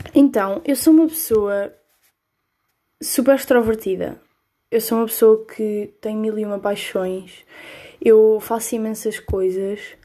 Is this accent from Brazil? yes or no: no; Coimbra, Centro, Portugal; eu sou de Coimbra, tenho 17 anos